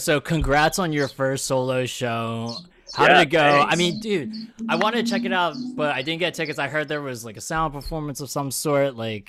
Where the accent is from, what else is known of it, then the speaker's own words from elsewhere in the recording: Malaysia; I am full blown. My mom and dad.